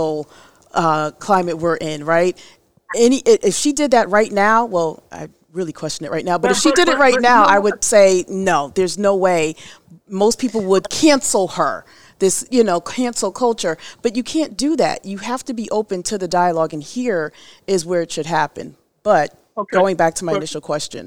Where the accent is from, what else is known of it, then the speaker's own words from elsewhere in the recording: Fairfield County, Connecticut, United States; I'm from Fairfield County